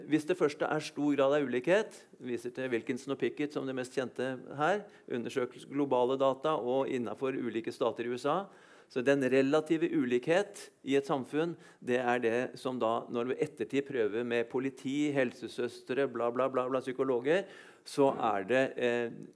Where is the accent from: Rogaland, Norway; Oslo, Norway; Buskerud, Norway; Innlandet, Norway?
Innlandet, Norway; Lillehammer; jeg kommer fra Lillehammer da, under OL